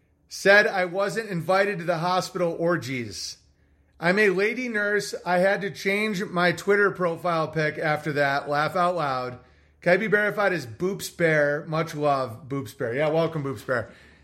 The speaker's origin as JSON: {"language": "English", "region": "Massachusetts", "country": "United States", "tie": "born or raised there", "said": "I grew up in the Berkshire Mountains of Western Massachusetts."}